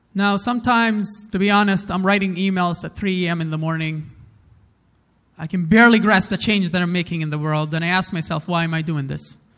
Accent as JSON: {"language": "English", "town": "Umm al-Fahm", "region": "Haifa District", "country": "Israel", "tie": "born or raised there", "also_born_or_lived": "Afula", "said": "But where I grew up is a very special place because it's called Umm al Fahim."}